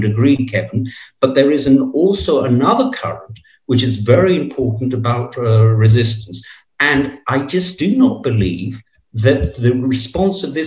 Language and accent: English; Preveza, Epirus, Greece; the party boss of Preveza, which is my hometown